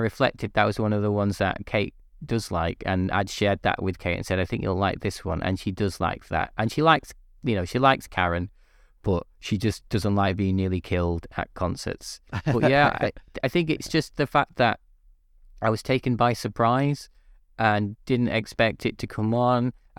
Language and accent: English; North West England, United Kingdom; So my wife's from London, I'm from the Northwest.